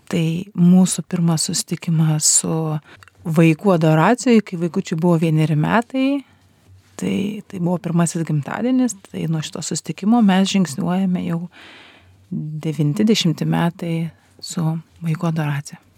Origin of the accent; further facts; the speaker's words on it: Kaunas, Kaunas County, Lithuania; keturių vaikučių mama. Esu iš Kauno